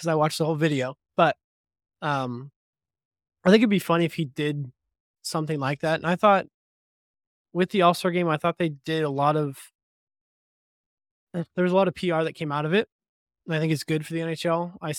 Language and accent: English; Toronto, Ontario, Canada; Canadian heritage since we both hail from Ontario. I've scouted some video of him online skating with my hometown team, the Toronto Maple Leafs